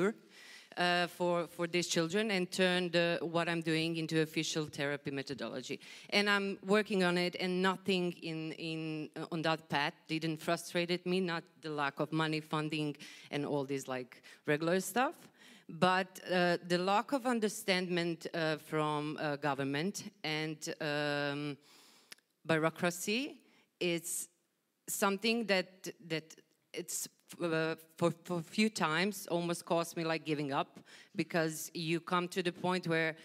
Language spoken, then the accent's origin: English; Croatia; I come from Croatia